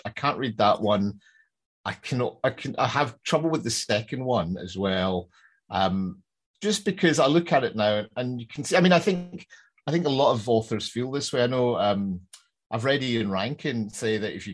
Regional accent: Glasgow, Scotland, United Kingdom; I'm from Glasgow

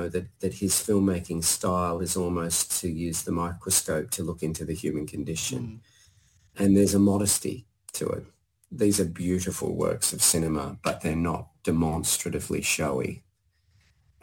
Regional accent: Blue Mountains, New South Wales, Australia; I grew up in the Blue Mountains

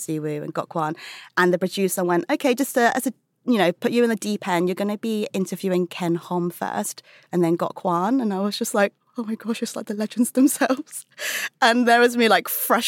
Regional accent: United Kingdom; being British-born Chinese

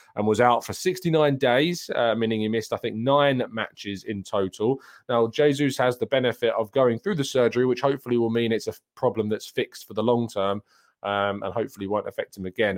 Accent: United Kingdom; I'm a British

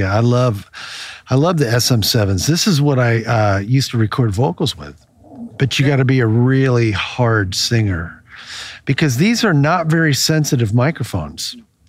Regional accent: Maryland, United States; The story that we were talking about is when I grew up in Maryland on the Choptank River, and it was a small fisher town. It was a small town of oyster farmers.

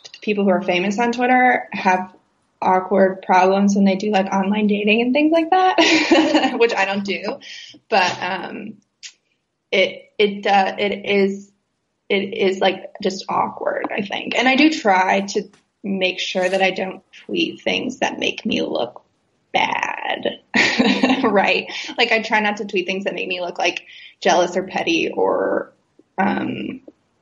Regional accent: West Virginia, United States; I'm from West Virginia.

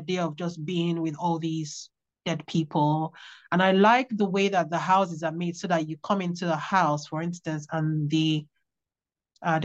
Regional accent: Worksop, East Midlands, United Kingdom; born there; I was born in Worksop, and so it's kind of like my local forest.

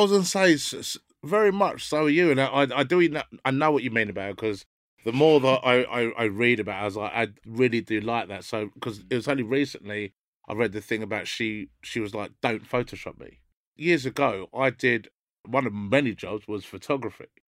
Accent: London, United Kingdom; where I grew up in North London wasn't very mixed at all

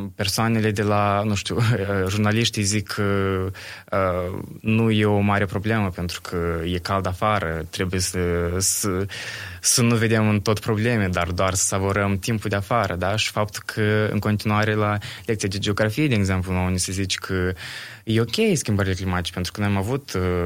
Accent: Bălți, Moldova; sunt din Bălți

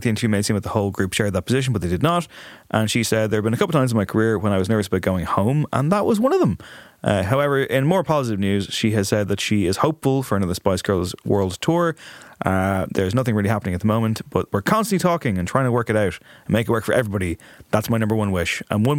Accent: Liverpool, North West England, United Kingdom; I'm from Liverpool. It was not a name that was celebrated in that region.

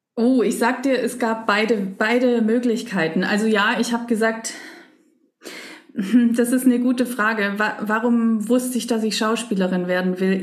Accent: Leinfelden-Echterdingen, Baden-Württemberg, Germany; also born or lived in Stuttgart; Also ich bin in Stuttgart geboren, aber außerhalb, ein bisschen außerhalb gelebt. Und das war halt, oder ist, meine Eltern wohnen ja immer noch da, ein kleines ein kleines Städtchen, Leinfelden

